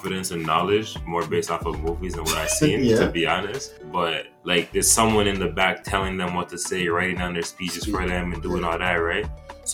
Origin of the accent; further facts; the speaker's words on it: Montreal, Quebec, Canada; also born or lived in Democratic Republic of the Congo; I grew up in Montreal